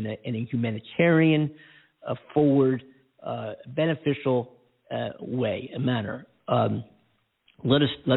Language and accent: English; United States; We are America. We are the American citizens